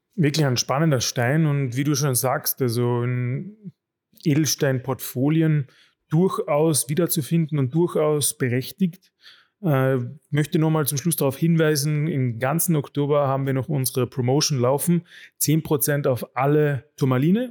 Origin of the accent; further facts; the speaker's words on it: Carinthia, Austria; als Kärntner habe ich